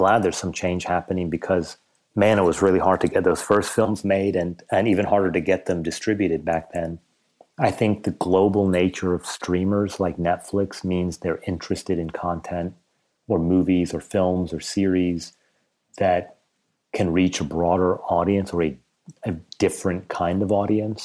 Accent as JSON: {"language": "English", "country": "United States", "tie": "born or raised there", "said": "I'm Iranian and don't quite belong in America, but because I was raised in America, I don't really belong as an Iranian"}